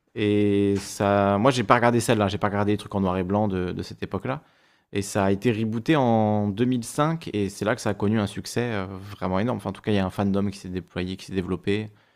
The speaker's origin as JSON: {"language": "French", "region": "Corsica", "country": "France", "tie": "born or raised there", "said": "j'ai grandi en Corse, euh, au primaire, au collège, au lycée"}